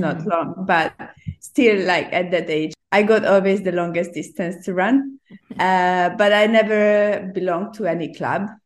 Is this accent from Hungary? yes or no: yes; Hungary; English is a second language; now in Hong Kong; originally, I'm from Hungary.